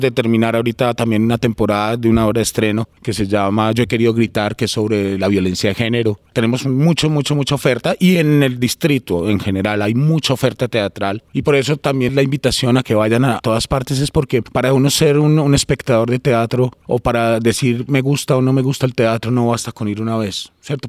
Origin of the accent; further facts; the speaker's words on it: Medellín, Antioquia, Colombia; moved away as an adult; also born or lived in Bogotá; soy de aquí de Medellín